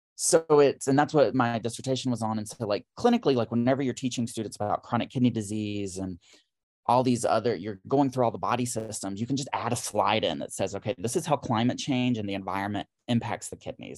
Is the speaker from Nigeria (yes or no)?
no; Harmony, North Carolina, United States; moved away as an adult; also born or lived in Charlotte, North Carolina / Atlanta; now in Philadelphia, United States; I'm originally from Harmony, North Carolina.